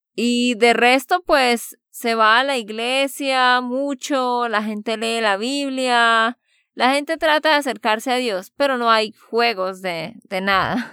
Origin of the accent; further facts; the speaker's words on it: Santander, Colombia; de Santander, Colombia